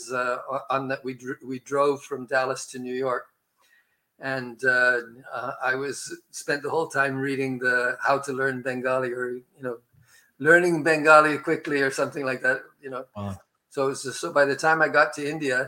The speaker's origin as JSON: {"language": "English", "town": "Montreal", "region": "Quebec", "country": "Canada", "tie": "born or raised there", "said": "I'm talking to you from Montreal, which is where I spent most of my adolescent life"}